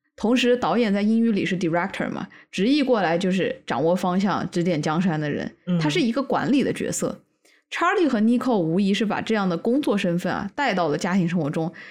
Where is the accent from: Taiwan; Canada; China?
Canada; 我们加拿大人至少会说一句 thanks